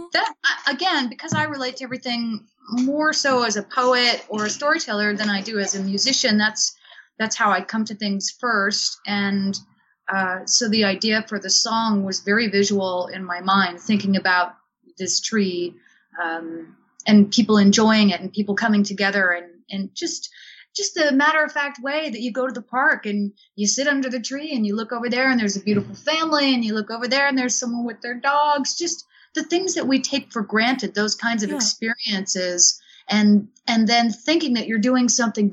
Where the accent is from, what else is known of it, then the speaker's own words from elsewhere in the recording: the South, United States; accent: southern; my southern accent.